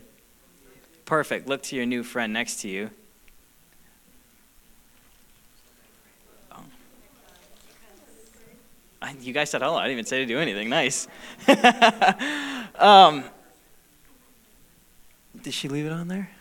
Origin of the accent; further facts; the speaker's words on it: United States; also born or lived in Michigan; we as an American culture, people group, American church